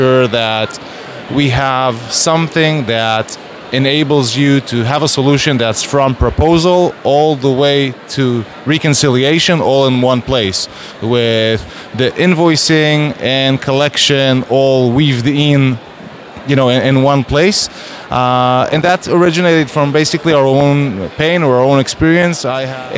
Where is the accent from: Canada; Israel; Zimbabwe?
Israel; I'm from Israel